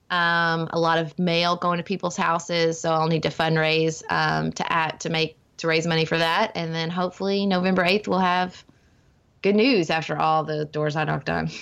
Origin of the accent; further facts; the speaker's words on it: Paducah, Kentucky, United States; my hometown of Paducah, where I'm raising my family